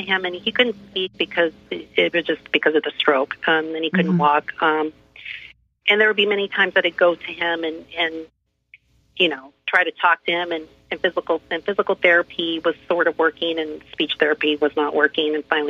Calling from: Orange, California, United States; I'm calling from Orange, California.

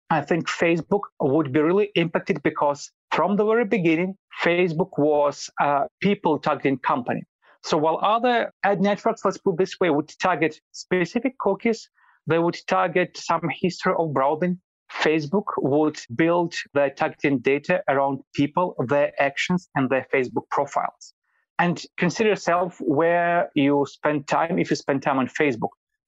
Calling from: Vilnius, Lithuania; I'm calling from Vilnius, Lithuania.

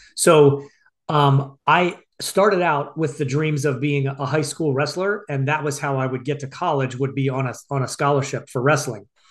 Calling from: Phoenix, Arizona, United States; I'm calling you from Phoenix, Arizona

